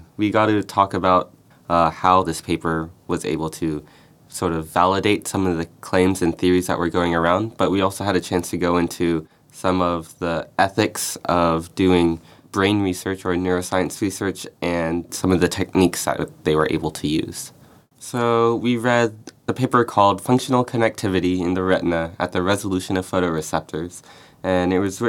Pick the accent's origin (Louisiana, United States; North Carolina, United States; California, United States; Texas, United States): California, United States; Temecula; now in Stanford, United States; I'm from a small city in Southern California, a place called Temecula. It's in between San Diego and L.A.